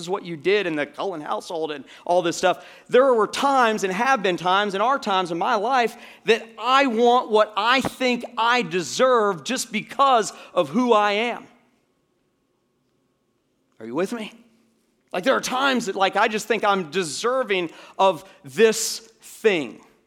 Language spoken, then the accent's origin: English; United States; an American citizen